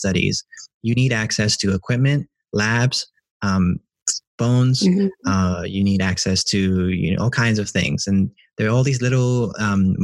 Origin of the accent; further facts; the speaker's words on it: Hong Kong; moved away; I grew up in Hong Kong